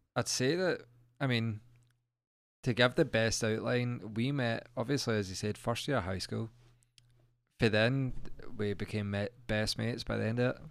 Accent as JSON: {"language": "English", "area": "Central Belt", "region": "Scotland", "country": "United Kingdom", "tie": "born or raised there", "said": "we've grew up in a central belt"}